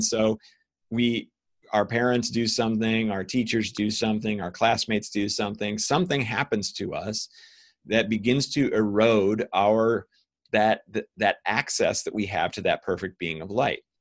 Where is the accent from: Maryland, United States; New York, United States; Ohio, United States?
Ohio, United States; I was raised by scientists in the United States in Ohio